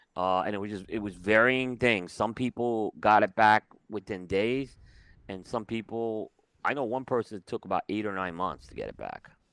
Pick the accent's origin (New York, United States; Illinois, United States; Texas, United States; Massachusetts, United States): New York, United States; growing up in New York, so I've seen it all